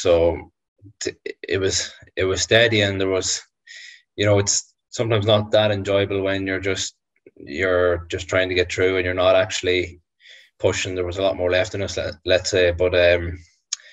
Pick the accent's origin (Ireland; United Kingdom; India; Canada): Ireland; being Irish